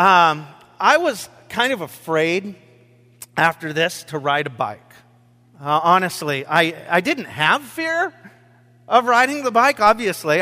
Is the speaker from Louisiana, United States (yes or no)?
no; Rochester, Washington, United States; my farm that I grew up on in Rochester, Washington